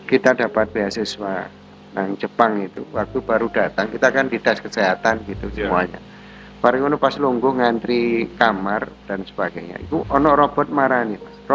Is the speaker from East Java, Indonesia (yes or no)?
yes; Malang, East Java, Indonesia; maka lah aku sebagai arek Malang, nasionalisme saya sebagai anak Malang